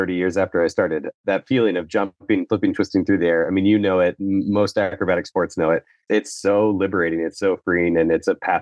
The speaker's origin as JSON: {"language": "English", "region": "Midwest", "country": "United States", "tie": "born or raised there", "said": "I grew up in the Midwest"}